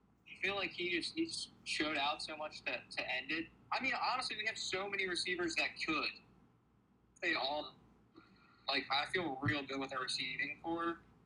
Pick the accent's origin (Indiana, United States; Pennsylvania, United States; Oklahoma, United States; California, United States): Pennsylvania, United States; Philadelphia; accent: Philly accent; I was born in Philly, so I lived in Longcrest until I was, like, in first grade.